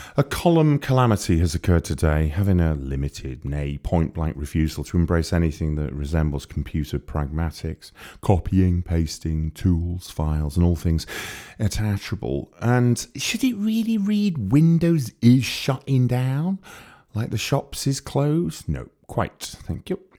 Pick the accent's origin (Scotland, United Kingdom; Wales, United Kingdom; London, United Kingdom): Wales, United Kingdom; moved away; I grew up near there. I grew up in Wales.